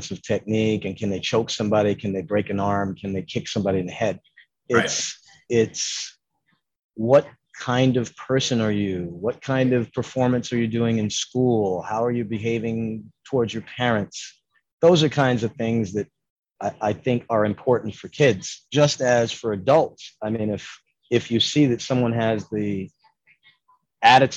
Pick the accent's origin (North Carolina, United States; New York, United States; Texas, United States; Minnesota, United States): New York, United States; New York City; moved away; I was born in Harlem and I taught in New York from 85 to 95